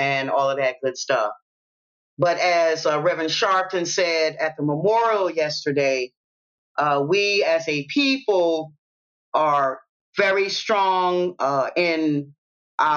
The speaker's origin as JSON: {"language": "English", "town": "Savannah", "region": "Georgia", "country": "United States", "tie": "born or raised there", "said": "I'm from the South and I'm raised in Savannah, I'm in the deep South"}